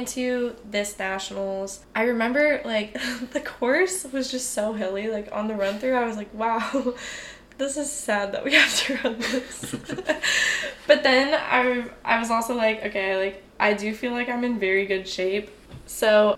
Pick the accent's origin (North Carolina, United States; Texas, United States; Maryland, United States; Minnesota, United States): Texas, United States; Houston; moved away as an adult; I'm from Houston